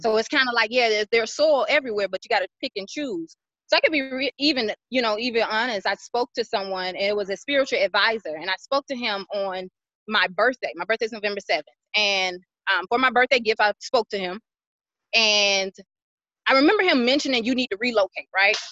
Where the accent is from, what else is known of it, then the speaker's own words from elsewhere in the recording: Atlanta, Georgia, United States; moved away as an adult; now in Dallas, United States; I am originally from Atlanta, Georgia. I have been in Dallas, Texas three years.